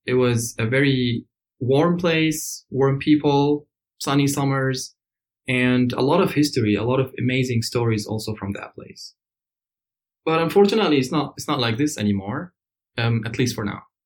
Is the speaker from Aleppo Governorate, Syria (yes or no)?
yes; Aleppo, Aleppo Governorate, Syria; I was born and raised in Aleppo in Syria